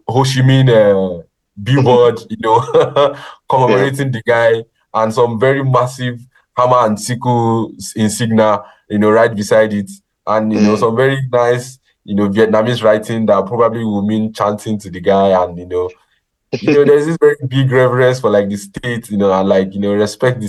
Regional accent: Ogun State, Nigeria; I'm from Ogun State.

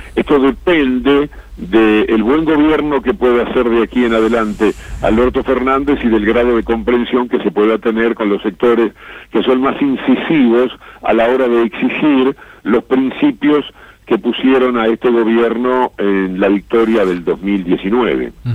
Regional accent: Uruguay; now in Argentina; mi país de origen

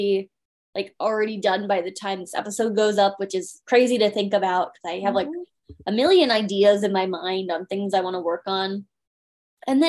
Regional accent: Chicago suburbs / the Midwest, Illinois, United States; moved away; growing up in the Midwest

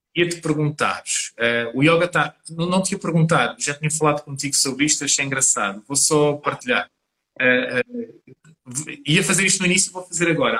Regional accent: Portugal; eu como português

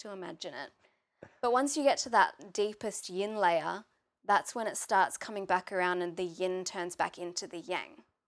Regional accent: Maitland, New South Wales, Australia; I grew up in Maitland, which is about half an hour away from Newcastle

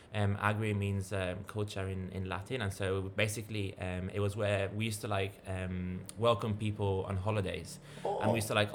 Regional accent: Tuscany, Italy; moved away as an adult; now in Sydney, Australia; I live in Sydney. I've been in Sydney for 7 years now, but I'm originally from Italy. Mom is English, dad is Italian

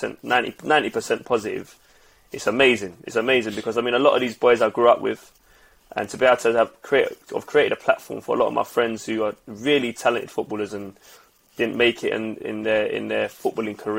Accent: London, United Kingdom; we're from Lewisham

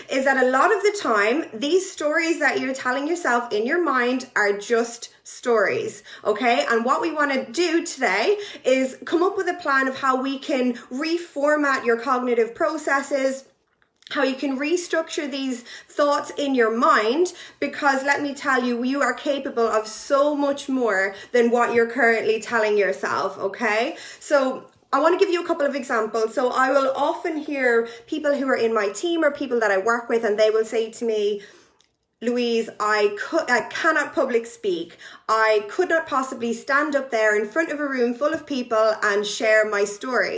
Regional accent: Ireland; now in United Kingdom; I am Irish, but I live in the UK

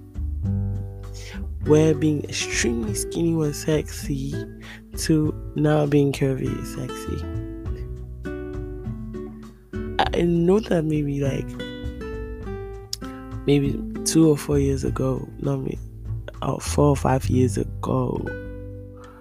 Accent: Ghana; moved away; I grew up partly in Africa, in Ghana.

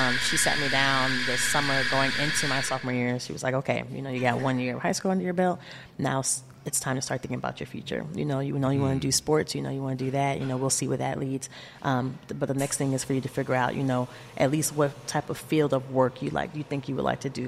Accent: South Bend, Indiana, United States; also born or lived in Terre Haute, Indiana; I grew up right here in South Bend, Indiana. I was born in Indianapolis, Indiana, but moved here when I was just an infant.

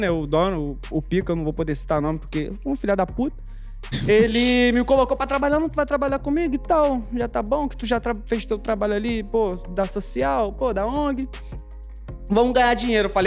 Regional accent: Rio de Janeiro, Brazil; Nascido e criado na Rocinha, né? Lá na vila onde eu morava, tinha eu e tinha outro ….

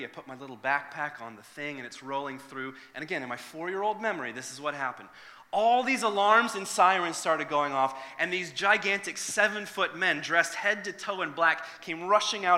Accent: Northern Ireland, United Kingdom; moved away; originally I'm from Northern Ireland

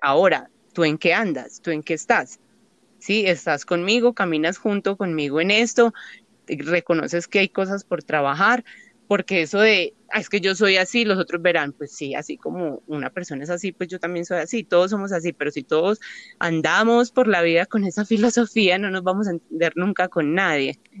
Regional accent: Paisa, Antioquia, Colombia; Como, como buenas paisas

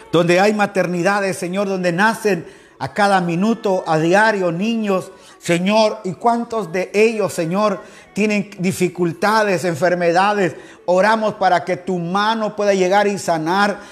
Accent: Quetzaltenango, Guatemala; moved away as an adult; now in Guayaquil, Ecuador; Ahí Dios me permitió nacer, ahí crecí en Guatemala

